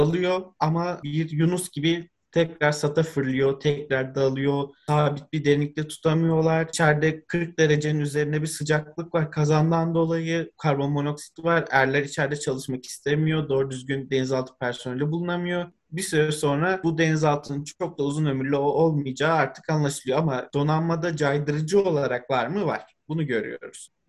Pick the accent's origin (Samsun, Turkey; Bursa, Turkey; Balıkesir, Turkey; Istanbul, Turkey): Istanbul, Turkey; Ben Üsküdar'da doğdum, büyüdüm. Aslında biraz daha Çamlıca'da denize uzak bir kısımda yaşıyorum ama her fırsatta Üsküdar sahile balık tutmaya ya da deniz kenarında dolaşmaya gidiyorduk.